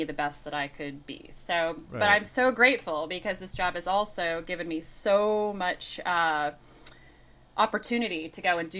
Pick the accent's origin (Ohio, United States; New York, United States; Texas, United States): Ohio, United States; also born or lived in Florida / California; now in Oregon, United States; I grew up in Ohio. I've lived in Florida, California, and I now live in Oregon